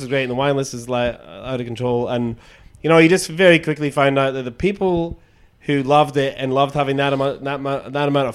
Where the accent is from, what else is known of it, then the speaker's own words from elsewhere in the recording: Scotland, United Kingdom; moved away as an adult; also born or lived in Edinburgh, Scotland; now in Sydney, Australia; I'm from Scotland, obviously originally, but I'm not from Edinburgh. But I lived in Edinburgh for 10 years